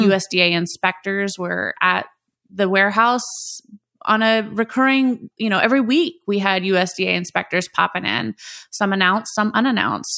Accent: Indianapolis, Indiana, United States; first language English; based here in my hometown of Indianapolis, Indiana

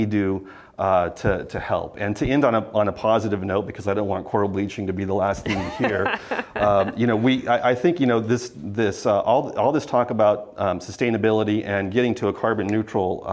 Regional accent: San Diego, California, United States; I grew up in San Diego

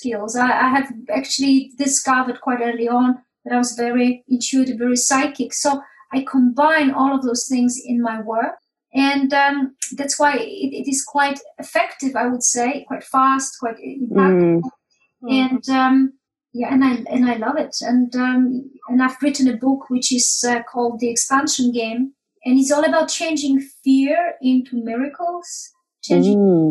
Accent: Poland; moved away as an adult; now in United Kingdom; I came to UK from Poland when I was 21

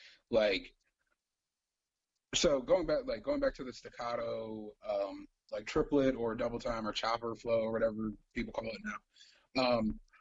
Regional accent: Cleveland, Ohio, United States; born there; I didn't know why I gravitated to four niggas from Cleveland, even though I was born in Cleveland, but I did.

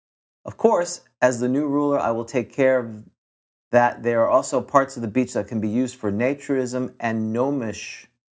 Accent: United States; I'm an American. I only speak English

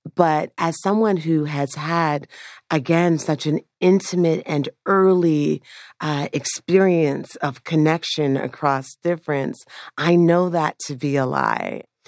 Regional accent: Toronto, Ontario, Canada; also born or lived in Jamaica; I grew up in Scarborough in a low-income community

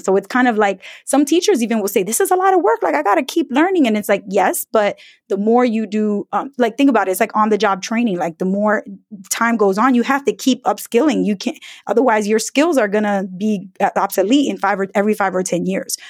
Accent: New York City, New York, United States; growing up in an immigrant family in New York City

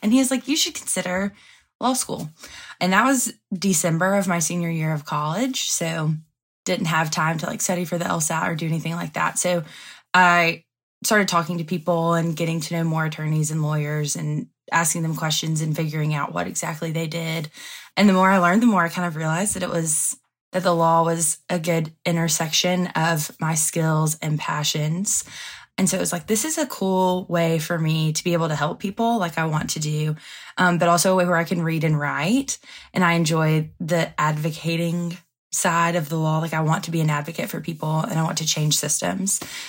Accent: Andalusia, Alabama, United States; moved away; my hometown. I'm from Andalusia, Alabama.

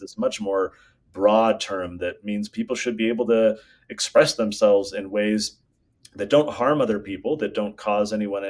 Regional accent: California, United States; now in Utah, United States; I'm from California

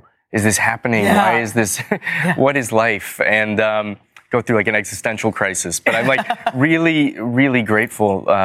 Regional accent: Los Angeles, California, United States; I grew up in Los Angeles.

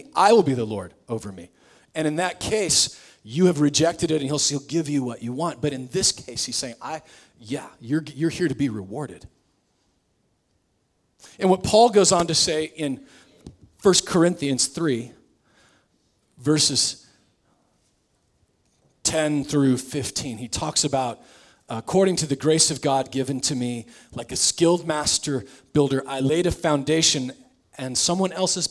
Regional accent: Nebraska, United States; moved away; I'm from Nebraska

